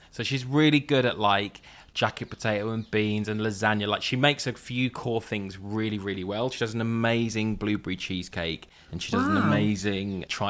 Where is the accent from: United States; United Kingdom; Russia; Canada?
United Kingdom; Brighton, South East England; moved away as an adult; now in London, United Kingdom; I grew up in Brighton. And then I came here for university. So my dad lived here, so I was up here every weekend when I was growing up.